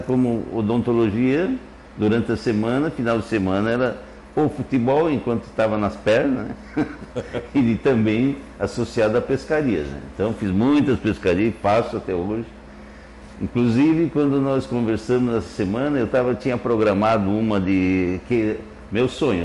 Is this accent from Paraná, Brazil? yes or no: yes; Curitiba, Paraná, Brazil; also born or lived in Cascavel, Paraná; now in Orleans, Brazil; Eu nasci em Curitiba, logo após a guerra, 1945